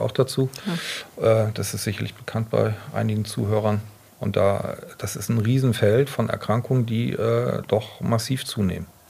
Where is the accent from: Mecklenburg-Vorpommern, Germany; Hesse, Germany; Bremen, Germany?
Bremen, Germany; Bremerhaven; moved away; ich komme ja aus Bremerhaven, also bin echter Fischkopf und ähm, habe dort in Bremerhaven mein Abitur gemacht